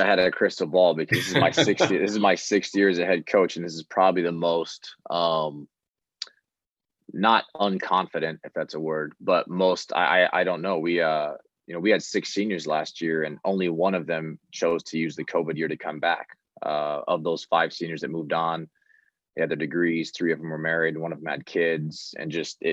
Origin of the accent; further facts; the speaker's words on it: Midwest, United States; I'm from the Midwest